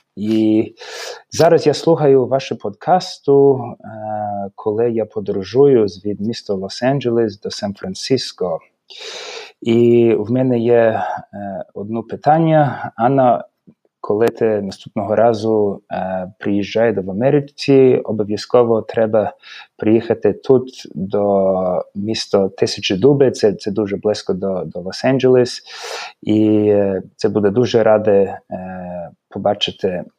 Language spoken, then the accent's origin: Ukrainian; Adelaide, South Australia, Australia; Ukrainian is a second language; now in Los Angeles, United States; я народився в Австралії, місто Адалаїда